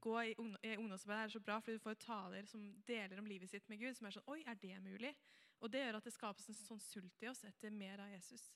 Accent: Helgeroa, Vestfold, Norway; kommer jeg fra Helgerå. Jeg er ikke så langt fra Tønsberg, egentlig

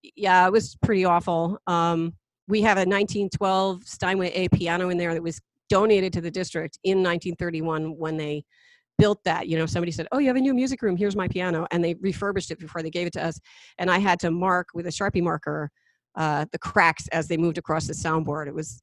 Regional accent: New Jersey, United States; moved away; also born or lived in Pine Bush, New York; I went to Pine Bush High School, which is, you know, about 20 miles west of here. And I'm a transplant from New Jersey

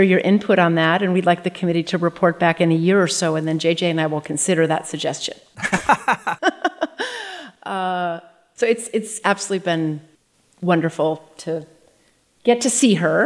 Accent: North Dakota, United States; moved away; growing up in North Dakota. It was a fantastic childhood

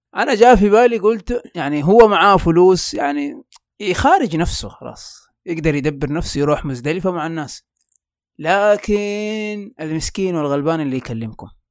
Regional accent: Mecca, Makkah Province, Saudi Arabia; عندنا في مكة في الحج يعني من بدري تتعلم إنك كيف تعتمد على نفسك

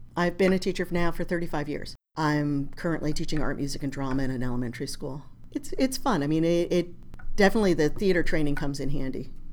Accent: New Jersey, United States; I grew up in North Jersey

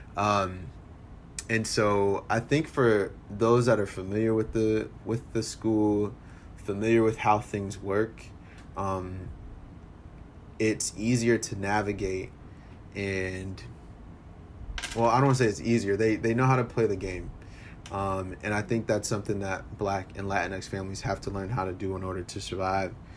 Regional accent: Philadelphia, Pennsylvania, United States; now in Evanston, United States; I grew up in Philly

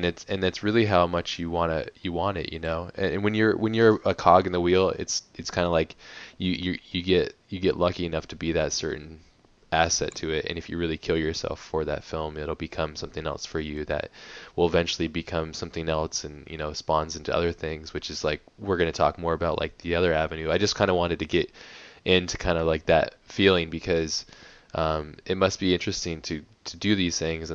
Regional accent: San Diego, California, United States; here across the pond, basically, in San Diego, my hometown

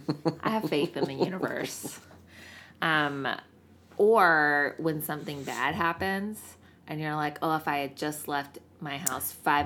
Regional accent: Greenville, South Carolina, United States; now in Seattle, United States; I'm from the South.

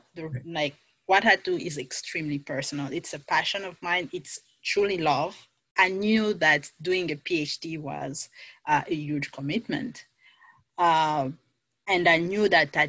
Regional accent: DR Congo; moved away as an adult; now in United States; I am originally from the Democratic Republic of the Congo

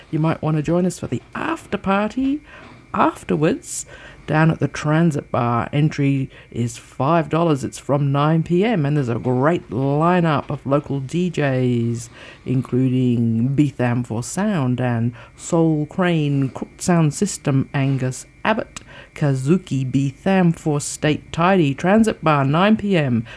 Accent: Canberra, Australian Capital Territory, Australia; when I was growing up in Canberra

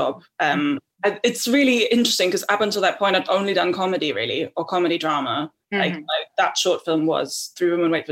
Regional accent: Germany; also born or lived in Tasmania / South Africa; now in United Kingdom; I grew up in Germany

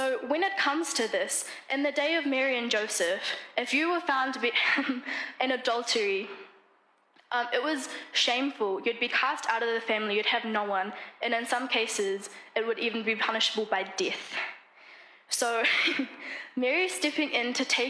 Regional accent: New Zealand; moved away as an adult; also born or lived in Namibia; I am from New Zealand

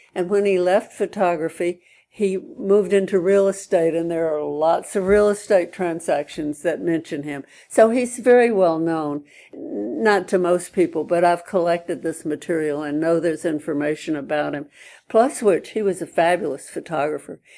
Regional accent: Birmingham, Alabama, United States; I was born and brought up in Birmingham, Alabama.

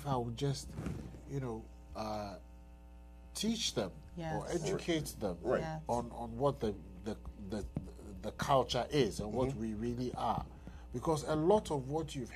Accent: Ghana; moved away as an adult; now in United States; growing up in Ghana

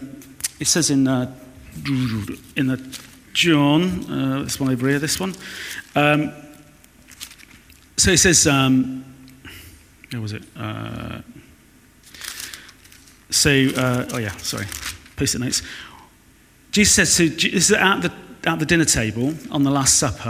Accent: Weston-super-Mare, South West England, United Kingdom; moved away; from Weston-super-Mare

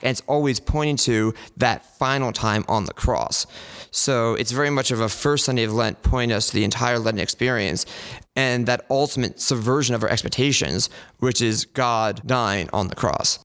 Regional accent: Glenside, Pennsylvania, United States; I'm from St. Luke's in Glenside, which is just to the north of the city

